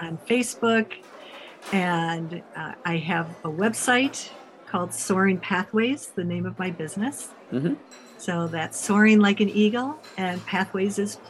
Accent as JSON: {"language": "English", "country": "United States", "said": "I'm from the States"}